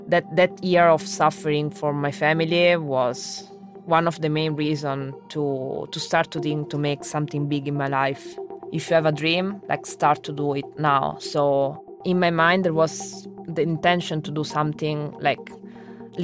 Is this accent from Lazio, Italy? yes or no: yes; Rome, Lazio, Italy; English is a second language; moved away as an adult; also born or lived in Oxford, England; I was born in Rome.